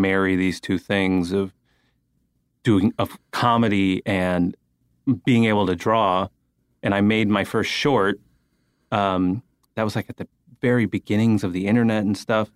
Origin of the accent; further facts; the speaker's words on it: San Francisco, California, United States; moved away; I grew up in, uh, San Francisco